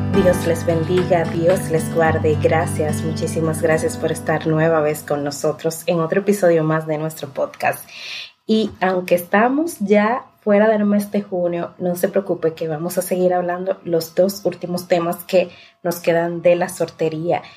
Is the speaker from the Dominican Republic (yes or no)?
yes; La Romana, Dominican Republic; yo soy de la Romana